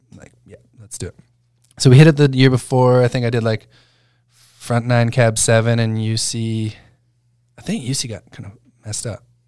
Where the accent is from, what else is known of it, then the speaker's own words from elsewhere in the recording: Alberta, Canada; moved away; I'm from Alberta